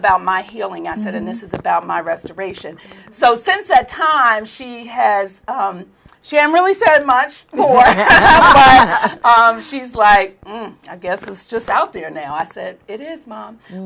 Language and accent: English; Baltimore, Maryland, United States; that's where I'm originally from